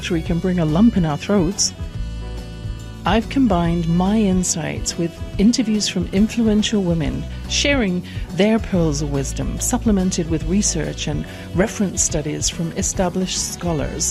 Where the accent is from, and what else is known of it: England, United Kingdom; born or raised there